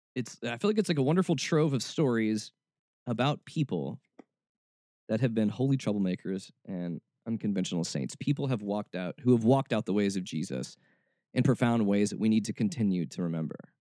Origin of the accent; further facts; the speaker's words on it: Atlanta, Georgia, United States; also born or lived in Kentucky; I was born in Atlanta, but I moved before I was too old